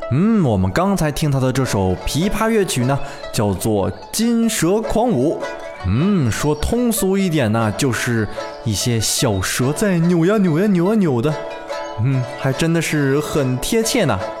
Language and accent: Chinese; China; 其实就是我们大陆所说的民乐团